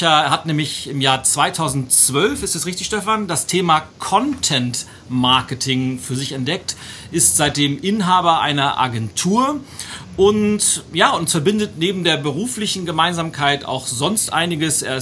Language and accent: German; Hamburg, Germany; wenn wir als, als Hamburger nach München fahren, dann freut ihr euch immer, dass es Punkte gibt.